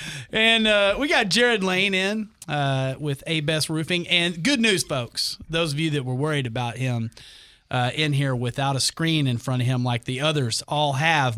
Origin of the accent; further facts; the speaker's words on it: Amarillo, Texas, United States; moved away as an adult; now in Oklahoma, United States; I'm from Texas